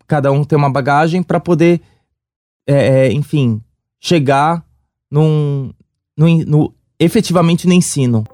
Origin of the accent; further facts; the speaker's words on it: São Paulo, Brazil; sou do Sapopemba.